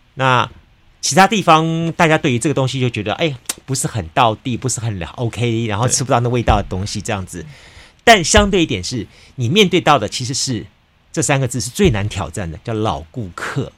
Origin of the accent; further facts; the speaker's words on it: Taiwan; 那台湾我们长期以来自称是一个美食的一个国国王国，